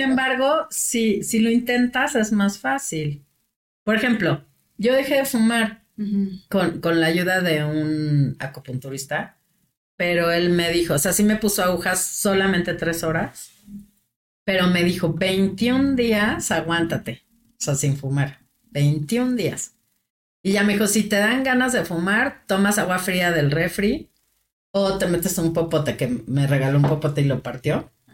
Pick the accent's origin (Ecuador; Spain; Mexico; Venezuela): Mexico; los mexicanos somos muy dados a eso